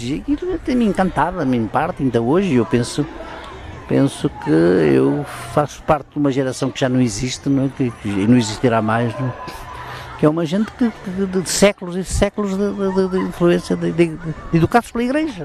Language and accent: Portuguese; Portugal; also born or lived in Guarda; São Pedro do Sul, que a minha aldeia, não tinha eletricidade